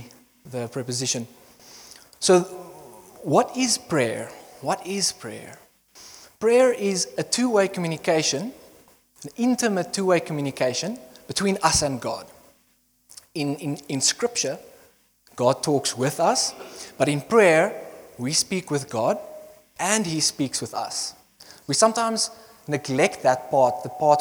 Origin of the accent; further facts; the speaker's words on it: Bloemfontein, Free State, South Africa; moved away as an adult; also born or lived in Potchefstroom; now in Secunda, South Africa; I grew up in Bloemfontein, and then I was born there.